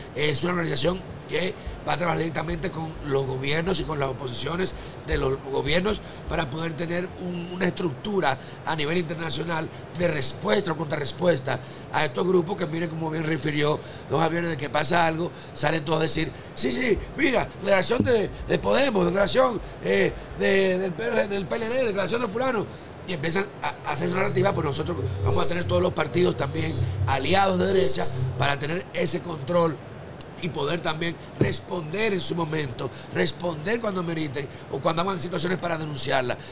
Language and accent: Spanish; Dominican Republic; naciones pobres como la nuestra, como República Dominicana